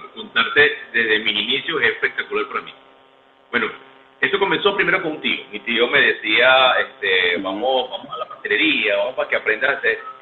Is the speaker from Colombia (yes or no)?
no; Barquisimeto, Lara, Venezuela; soy nativo de aquí de por supuesto, tengo familia en Maracaibo, pero soy de aquí, soy larense, larense